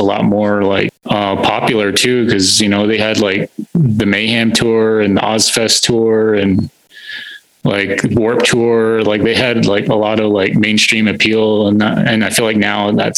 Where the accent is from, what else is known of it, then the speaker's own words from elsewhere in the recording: Holbrook and Winslow area, Arizona, United States; I grew up around the Holbrook and Winslow area